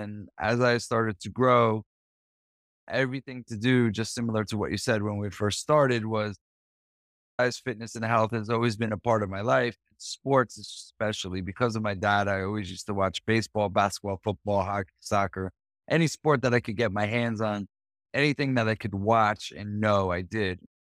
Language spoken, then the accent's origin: English; New Jersey, United States; So I grew up in New Jersey.